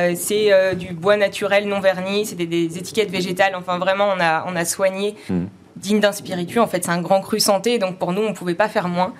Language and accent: French; Normandy, France; en Normandie, on est normand